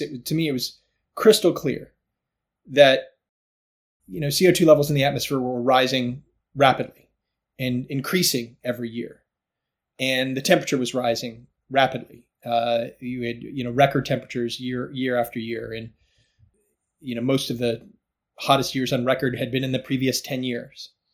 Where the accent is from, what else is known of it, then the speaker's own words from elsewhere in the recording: outside of Atlanta, Georgia, United States; I grew up in Georgia uh, in a suburban neighborhood outside of Atlanta.